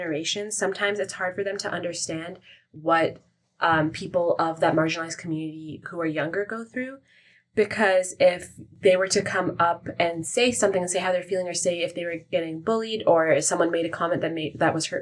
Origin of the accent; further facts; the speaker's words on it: Toronto, Ontario, Canada; I've only ever been in Canada and I grew up here